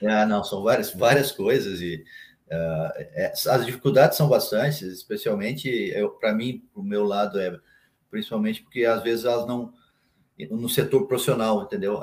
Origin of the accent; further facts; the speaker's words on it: São Leopoldo, Rio Grande do Sul, Brazil; now in Dois Irmãos, Brazil; eu nasci em São Leopoldo. Morei muito tempo na, na Charlau, São Leopoldo.